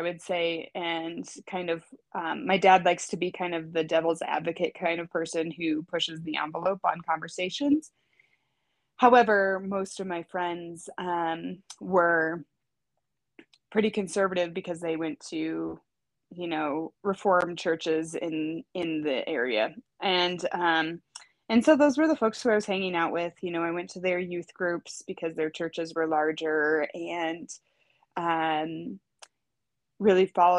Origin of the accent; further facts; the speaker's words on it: rural Iowa, United States; So I grew up in rural Iowa to a farmer and a teacher. So, and when I say rural, I mean like a town of 1,500 people is what I grew up in. And a pretty religiously conservative part